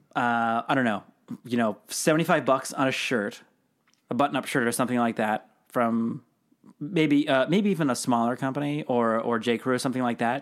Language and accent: English; Seattle, Washington, United States; Growing up in Seattle